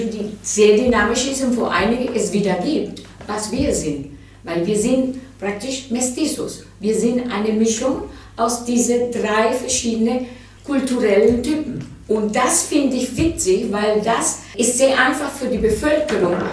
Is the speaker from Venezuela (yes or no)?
yes; Venezuela; Ich fand immer, dass wir zu wenig Zeit verbracht hatten in Venezuela. Das, wenn ich in Venezuela war, entweder war ich Kind oder dann bin ich im Ausland gegangen, habe ich studiert teilweise.